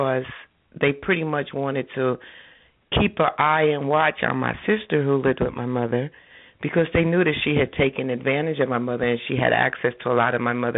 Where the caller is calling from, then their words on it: New Jersey, United States; I'm calling from New Jersey